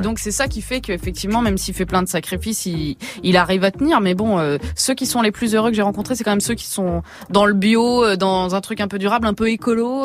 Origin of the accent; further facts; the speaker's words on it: Creuse, Nouvelle-Aquitaine, France; je viens de la Creusement